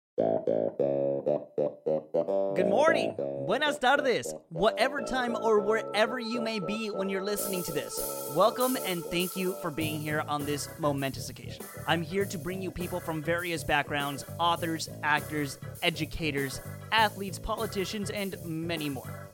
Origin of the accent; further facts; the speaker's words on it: Indio, California, United States; also born or lived in Tijuana, Mexico; I was born in Tijuana, Mexico, but I've spent most of my life in Indio, California, where I was raised.